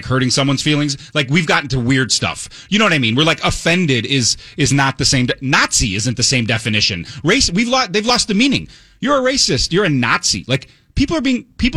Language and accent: English; United States; I'm an American